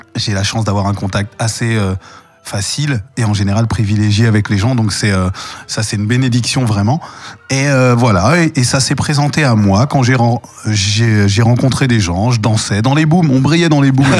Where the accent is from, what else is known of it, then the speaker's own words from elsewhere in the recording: Paris, Île-de-France, France; mon enfance, euh, j'ai grandi à Paris, dans le 11e arrondissement